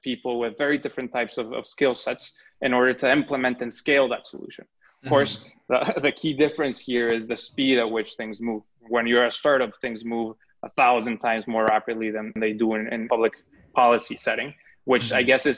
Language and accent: English; Mexico; moved away as an adult; I was born and raised in Mexico